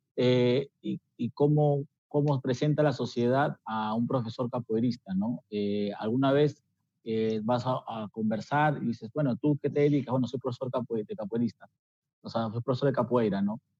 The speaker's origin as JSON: {"language": "Spanish", "country": "Peru"}